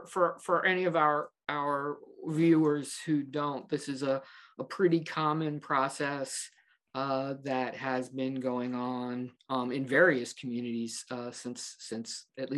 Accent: Baltimore, Maryland, United States; Baltimore is my hometown

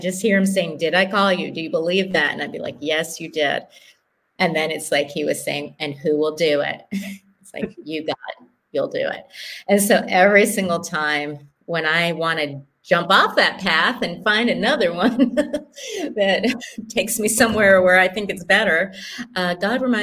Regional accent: United States; moved away as an adult; now in Kenya; as an American

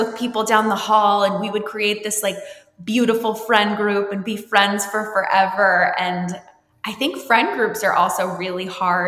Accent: New Jersey, United States; And I grew up in New Jersey, but I moved a lot growing up.

